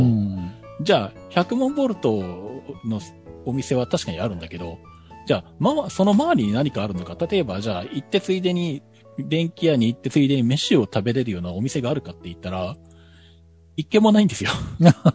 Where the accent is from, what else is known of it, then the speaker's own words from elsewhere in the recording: Nagoya, Aichi, Japan; 僕が生まれ育った名古屋とか、あの、愛知県